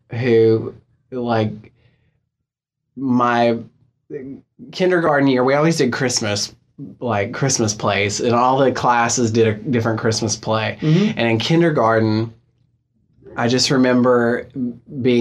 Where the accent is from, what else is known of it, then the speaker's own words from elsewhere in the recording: Farmington, West Virginia, United States; also born or lived in Fairmont, West Virginia; I'm from Farmington, West Virginia